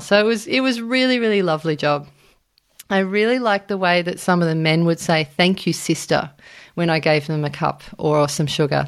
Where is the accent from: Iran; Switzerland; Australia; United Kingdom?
Australia; I was from Australia